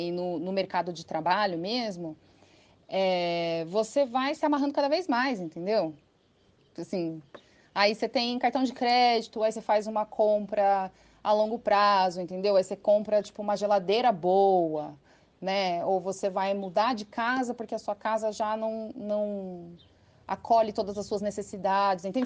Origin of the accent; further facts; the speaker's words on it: São Paulo, Brazil; moved away as an adult; now in São Carlos, Brazil; eu não sou daqui, né? Eu sou de São Paulo, eu me mudei para cá em 2007, quando eu entrei na Letras